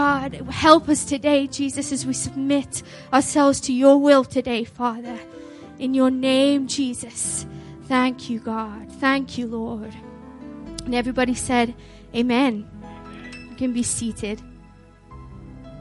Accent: Liverpool, North West England, United Kingdom; I was born and raised in Liverpool

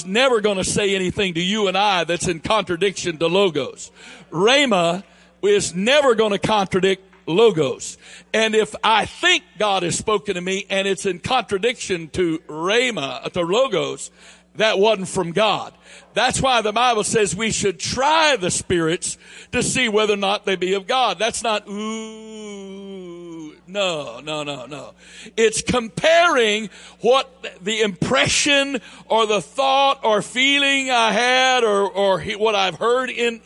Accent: the South, United States; accent: southern drawl; this southern drawl I have

